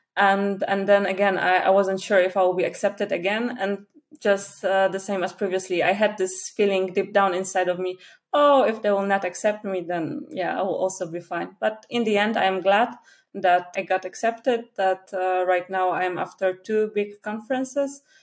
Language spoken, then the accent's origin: English; Poland; first language Polish; English is a second language; I'm from Poland.